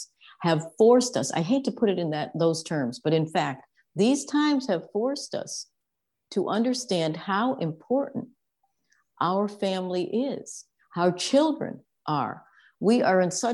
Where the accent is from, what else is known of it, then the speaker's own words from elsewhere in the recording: Connecticut, United States; I grew up on the East Coast in Connecticut in largely a traditional family, a traditional home.